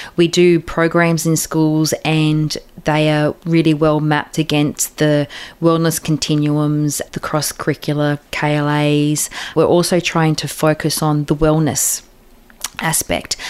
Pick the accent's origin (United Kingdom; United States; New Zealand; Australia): Australia; being Australian